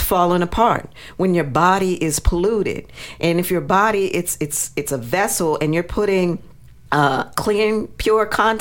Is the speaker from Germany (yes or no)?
no; United States; I was born here in America